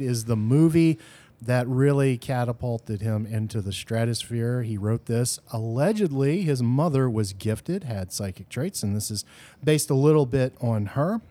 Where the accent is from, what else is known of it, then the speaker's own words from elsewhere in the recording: the South, United States; We are from the South